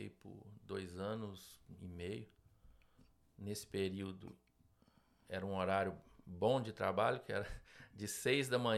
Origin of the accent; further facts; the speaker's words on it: Bom Jesus do Galho, Minas Gerais, Brazil; also born or lived in Ipatinga; pequena cidade de Minas Gerais. Cresci e morei uma época em Ipatinga, depois dos meus 14 anos.